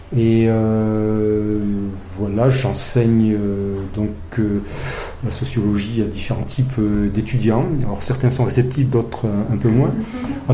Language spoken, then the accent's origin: French; Briançon, Provence-Alpes-Côte d'Azur, France; moved away as an adult; je suis briançonné. Donc, je suis né à Briançon, dans les Hautes-Alpes où je suis né et j'en suis parti à 18 ans